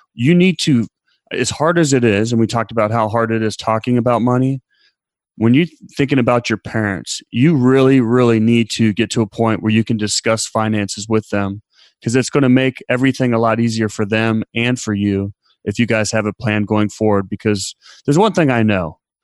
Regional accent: Columbus, Ohio, United States; moved away; I was born in Columbus, Ohio

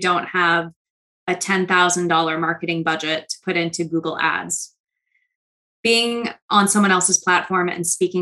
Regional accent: New York City, New York, United States; I'm from New York City and I talk fast already

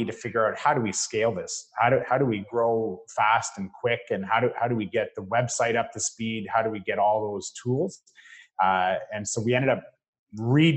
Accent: Parry Sound, Muskoka area, Ontario, Canada; the Parry Sound, Muskoka area, I grew up there

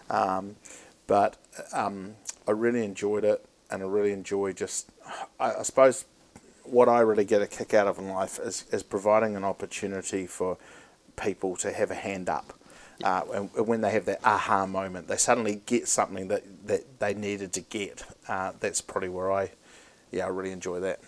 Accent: Christchurch, Canterbury, New Zealand; also born or lived in Auckland; I was born in Auckland, bred in Canterbury, so I've got the best uh, the best side of some things. But um, I grew up a lot of my life in, in Christchurch uh, as a kid

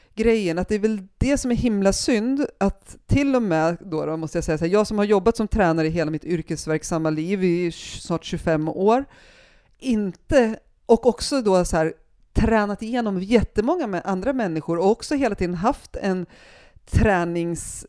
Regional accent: Järvsö, Gävleborg County, Sweden; moved away as an adult; also born or lived in Hede, Härjedalen / Stockholm; jag är uppvuxen i Järvsö

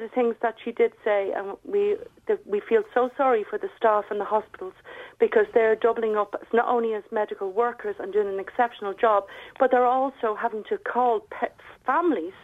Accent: Ireland; moved away as an adult; I'm very Irish and I love Ireland and I love the people

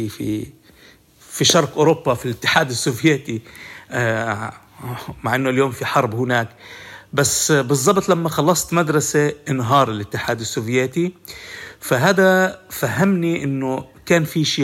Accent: Palestine; النظام في جامعة تل أبيب هو نظام استشراقي وكان وأنا كفلسطيني جاي آه، أخذ معلومات أو آه، أفيد حالي في معلومات

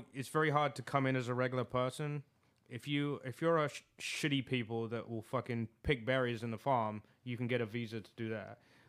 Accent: England, United Kingdom; now in United States; I'm from England.

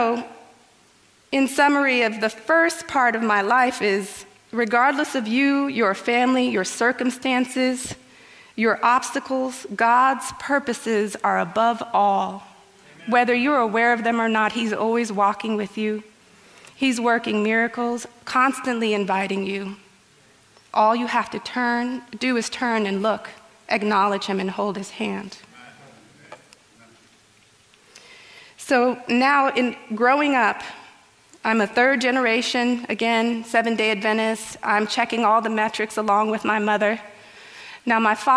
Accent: Guatemala; I was born healthy in Guatemala

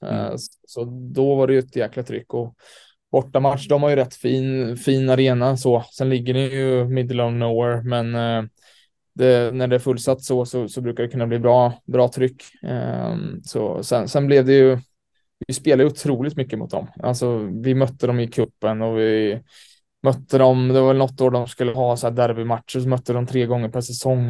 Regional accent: Sweden; moved away as an adult; also born or lived in New York, United States; now in Malmö, Sweden; som svensk

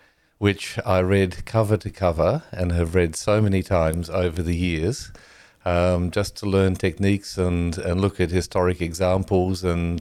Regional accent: Australia; also born or lived in Netherlands; I was born in the Netherlands, brought up in Australia.

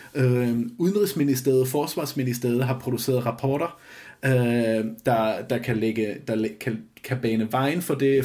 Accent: Flensburg, Schleswig-Holstein, Germany; now in Denmark; jeg er født og opvokset i Flensborg lige syd for grænsen

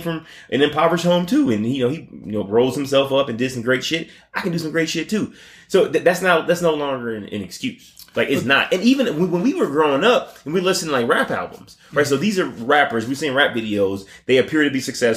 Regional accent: United States; We as the American people.

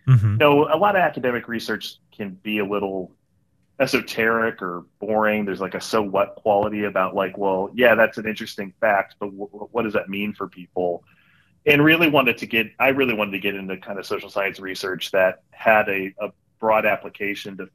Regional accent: Youngstown, Ohio, United States; moved away; I spent the first half of my life in Northeast Ohio in a city called Youngstown

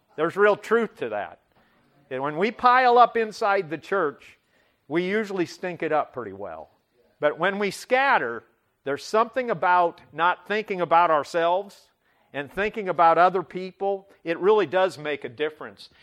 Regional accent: Butte, Nebraska, United States; moved away; I grew up in Butte, Nebraska, population five hundred and twenty.

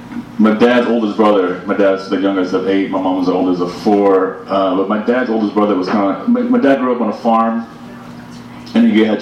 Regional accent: Taiwan; My parents are immigrants. My parents are from Taiwan. I was born in Taiwan.

